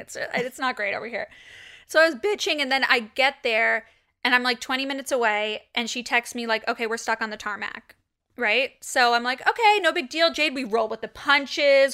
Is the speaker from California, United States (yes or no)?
yes; Los Angeles, California, United States; So my entire childhood, I grew up right across the street